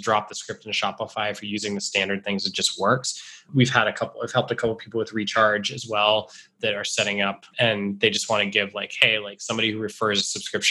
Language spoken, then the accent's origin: English; Rehoboth, Massachusetts, United States; my hometown in Rehoboth, Massachusetts